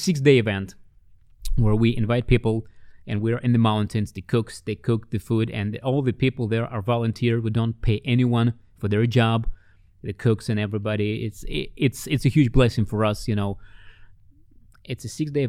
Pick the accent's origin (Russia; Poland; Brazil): Russia; when I was growing up in the Soviet Union, as a kid